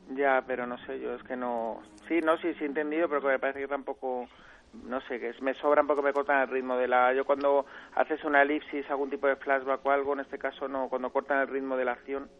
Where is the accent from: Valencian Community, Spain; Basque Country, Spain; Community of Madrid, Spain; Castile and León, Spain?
Community of Madrid, Spain; Madrid; yo que soy de Madrid